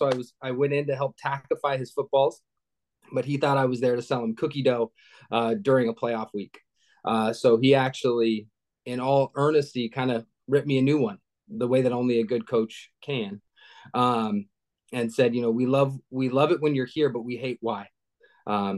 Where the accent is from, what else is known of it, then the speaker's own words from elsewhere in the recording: Seattle, Washington, United States; also born or lived in Pasco, Washington; I grew up in Seattle, born and raised